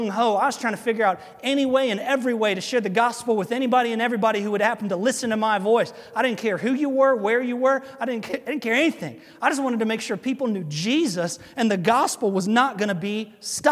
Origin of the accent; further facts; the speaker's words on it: United States; before I'm an American, I'm a Christian